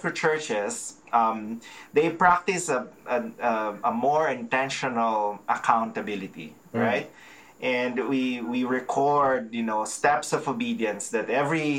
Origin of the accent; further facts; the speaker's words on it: Philippines; now in Calgary, Canada; I'm a Filipino, and our culture is very relational